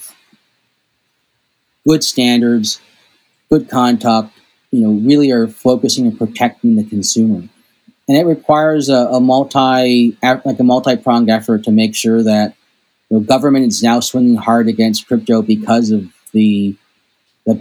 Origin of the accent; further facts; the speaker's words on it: United States; as an American